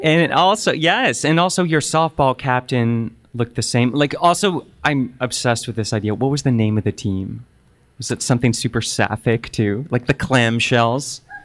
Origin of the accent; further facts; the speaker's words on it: Oakville, Ontario, Canada; growing up in Oakville, Ontario